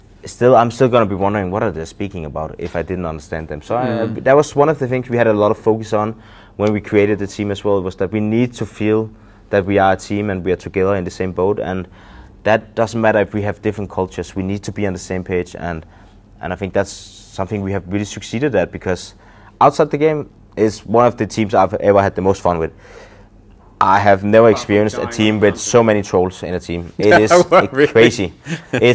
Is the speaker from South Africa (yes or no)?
no; Denmark; first language Danish; English is a second language; when we're speaking Danish